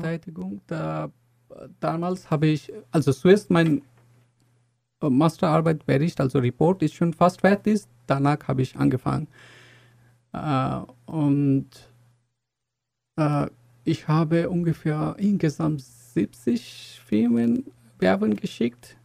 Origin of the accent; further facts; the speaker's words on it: Bangladesh; German is a second language; moved away as an adult; now in Chemnitz, Germany; ich komme aus Bangladesch und äh, ich bin schon in Chemnitz seit lange, schon fast acht Jahre.